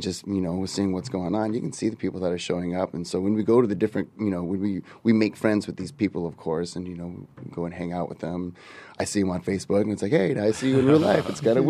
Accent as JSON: {"language": "English", "town": "Santa Cruz", "region": "California", "country": "United States", "moved": "yes", "lives_now": "San Diego, United States", "said": "I'm originally from NorCal. I'm originally from Santa Cruz"}